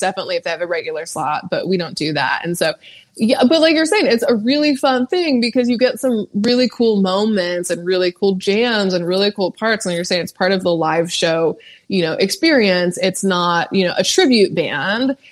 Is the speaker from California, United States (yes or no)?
yes; California, United States; now in Nashville, United States; I'm from California